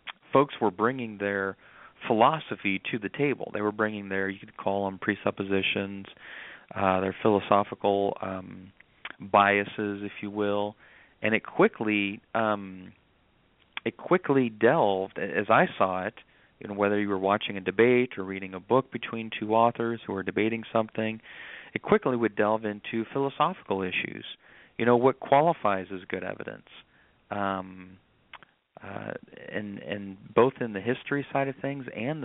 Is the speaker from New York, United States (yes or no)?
no; Nebraska, United States; moved away as an adult; also born or lived in North Carolina; now in South Carolina, United States; I'm originally from Nebraska, but that whole process led me down here to South Carolina, North Carolina